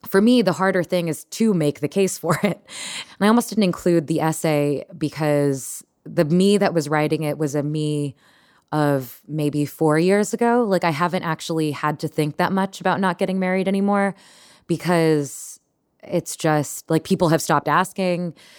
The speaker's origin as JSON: {"language": "English", "region": "Texas", "country": "United States", "tie": "born or raised there", "moved": "yes", "said": "I grew up in Texas"}